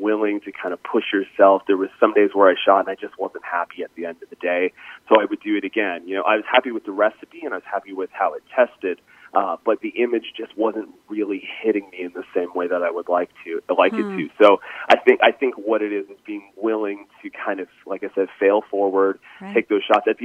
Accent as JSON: {"language": "English", "area": "east coast of Canada", "region": "Atlantic Canada", "country": "Canada", "tie": "born or raised there", "said": "I grew up in Canada, on the east coast of Canada, and we grew up basically about 20 minutes away from the ocean"}